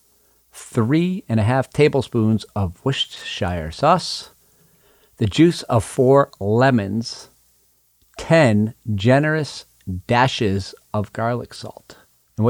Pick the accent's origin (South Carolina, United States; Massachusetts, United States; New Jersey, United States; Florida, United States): Massachusetts, United States; Pioneer Valley, Western; I grew up in Western Massachusetts in the Pioneer Valley, and I grew up next town up from South Deerfield